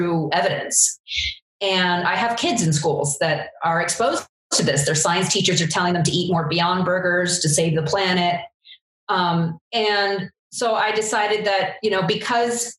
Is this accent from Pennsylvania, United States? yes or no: no; Eastern Long Island, New York, United States; I grew up on Eastern Long Island and worked on farms as my summer job